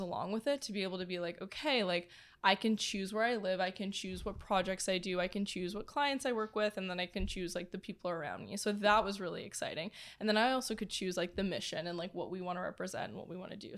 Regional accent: Toronto, Ontario, Canada; moved away as an adult; now in Los Angeles, United States; born and raised in Toronto.

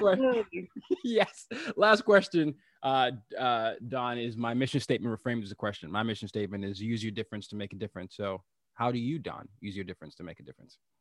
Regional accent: Lagos, Nigeria; my hometown, Lagos, Nigeria

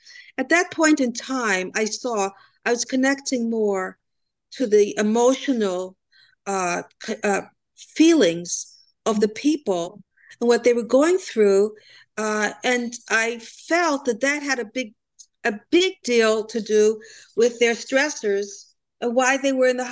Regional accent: Cleveland, Ohio, United States; also born or lived in Germany; now in New Jersey, United States; I was brought up in Cleveland, Ohio.

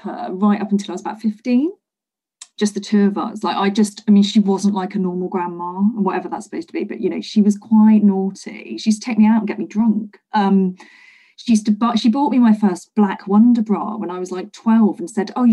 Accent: Leicester, East Midlands, United Kingdom; also born or lived in London; I'd moved back to my hometown of Leicester

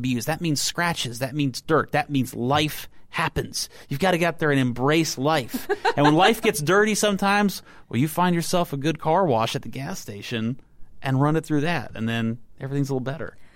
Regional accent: Texas, United States; I grew up in Texas

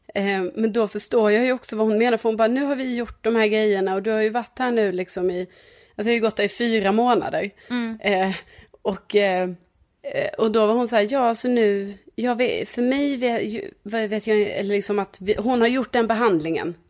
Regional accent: Lund, Skåne, Sweden; på den gatan där jag är uppvuxen

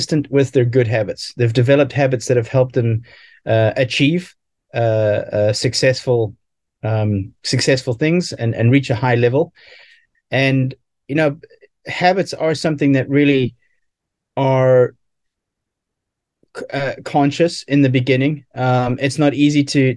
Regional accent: South Africa; growing up in South Africa, playing a lot of sports

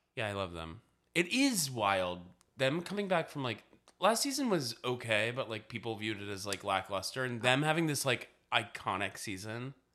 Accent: the South, United States; also born or lived in Massachusetts; I am from the South, raised

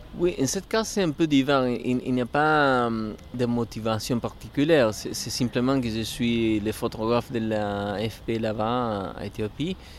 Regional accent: Córdoba, Argentina; French is a second language; moved away as an adult; mais à l'Argentine, à Cordoba, je suis de Cordoba

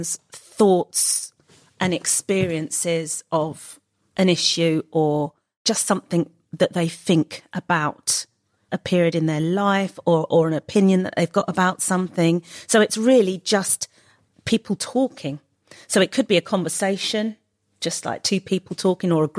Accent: Ramsgate, South East England, United Kingdom; also born or lived in Canterbury; I grew up in Thanet. I was born in Ramsgate, in the hospital that doesn't exist anymore, in Ramsgate Hospital

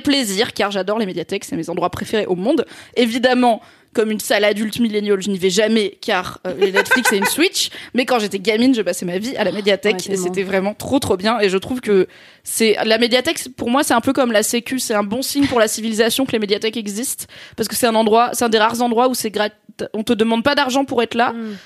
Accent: south-east France, France; les petites villes, euh, notamment du sud-est, puisque c'est là où j'ai grandi

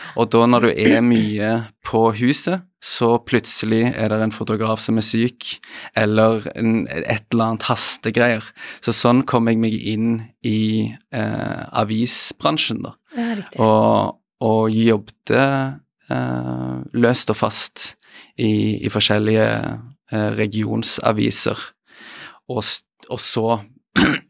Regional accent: Stavanger, Rogaland, Norway; moved away; er hjemme i Stavanger

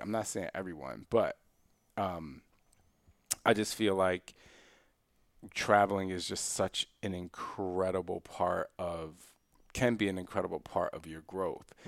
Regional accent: Philadelphia, Pennsylvania, United States; moved away; also born or lived in Istanbul, Turkey / Switzerland / Germany; I, I grew up in Philly.

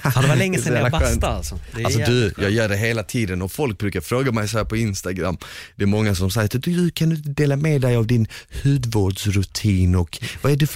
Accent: Finland; shit alltså du tål fan mycket och jag är ändå finne.

